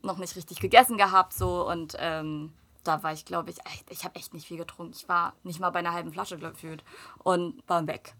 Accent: Germany; also born or lived in South Korea; vor meinem ersten Geburtstag sind wir ja nach Deutschland gezogen

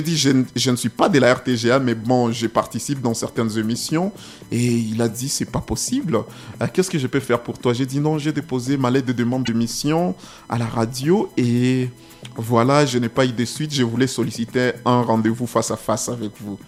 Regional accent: Goma, North Kivu, DR Congo; chez moi à Goma quand je mhm. rentre

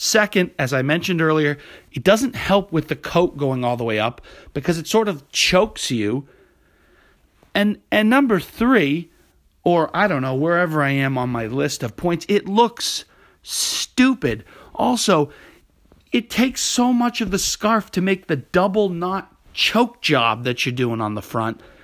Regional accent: New England, United States; now in New York City, United States; When I was growing up in New England

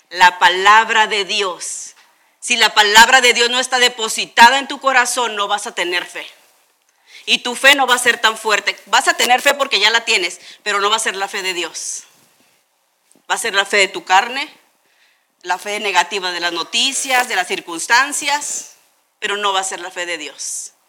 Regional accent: Tijuana, Baja California, Mexico; muchos de nosotros crecimos, chicos, aquí en Tijuana y cuando íbamos en la calafia o cuando íbamos en los camiones

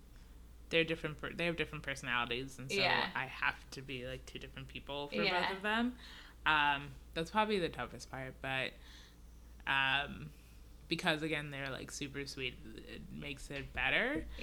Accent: Nigeria; born there; They're immigrants. I was born in Nigeria.

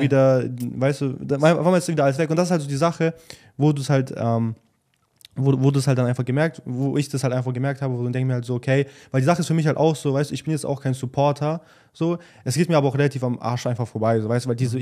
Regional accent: Germany; born or raised there; moved away

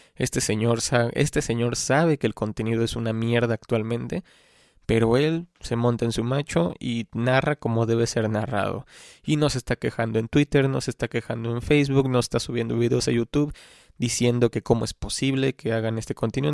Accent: Xalapa, Veracruz, Mexico; yo soy pues, de Jalapa, Veracruz

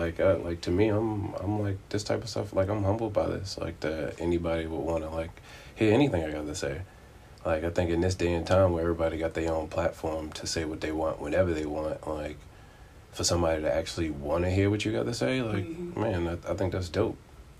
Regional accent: Baltimore, Maryland, United States; I'm originally from Baltimore, but I've kind of lived, like, everywhere.

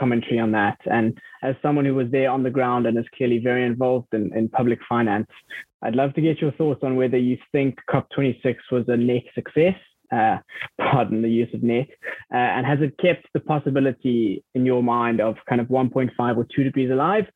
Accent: South Africa; I'm from South Africa

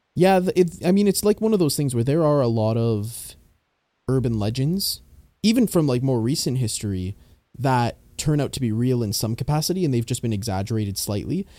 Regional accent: Canada; being Canadian, we learn about a lot of those in school

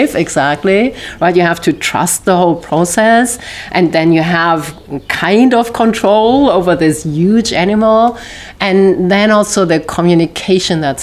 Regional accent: near Düsseldorf, North Rhine-Westphalia, Germany; English is a second language; moved away as an adult; now in United States; my accent give me away. I grew up in Germany

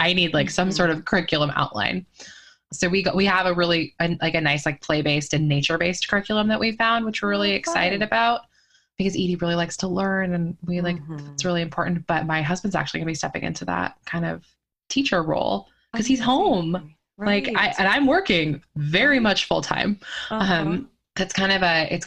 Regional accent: just outside of Olympia, Washington, United States; moved away; I grew up just outside of Olympia

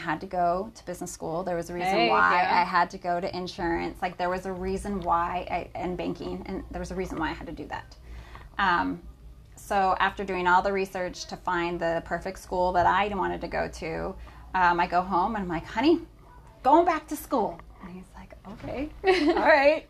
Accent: California, United States; also born or lived in Idaho; I was from California

